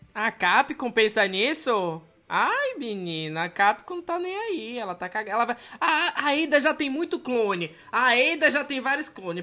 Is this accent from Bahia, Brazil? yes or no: yes; Salvador, Bahia, Brazil; moved away; de onde eu venho, em Salvador